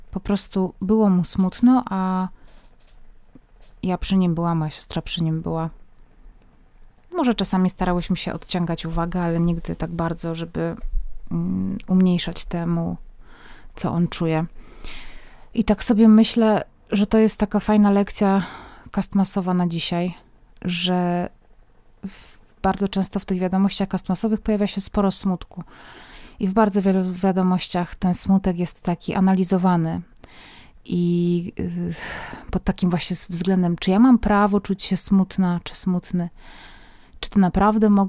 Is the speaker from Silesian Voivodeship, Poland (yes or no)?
yes; Silesian Voivodeship, Poland; Pochodzę ze Śląska, a w moim domu tradycyjne prezenty na święta przynosiło dzieciątko.